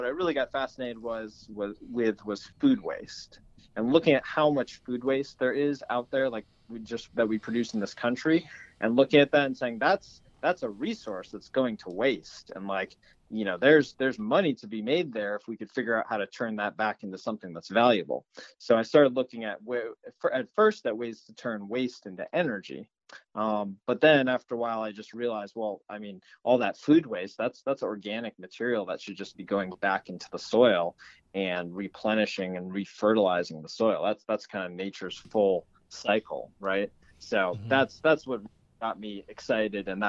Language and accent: English; New England, Maine, United States; I grew up in New England in Maine, in kind of a rural area.